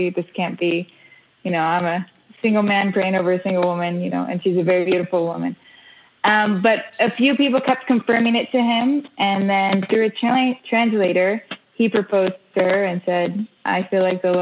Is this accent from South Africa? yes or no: no; Israel; We moved here, and we grew up here in Israel. Israel being the base of my family's work.